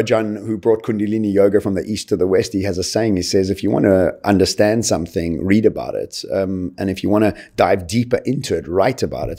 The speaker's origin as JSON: {"language": "English", "country": "Eswatini", "tie": "born there", "said": "If I can think back right to the beginning of my life, really, I was born in Swaziland."}